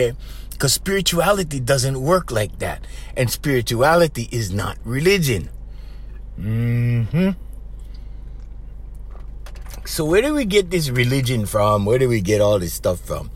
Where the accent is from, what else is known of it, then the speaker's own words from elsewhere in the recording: Hawaii, United States; If we're from Hawaii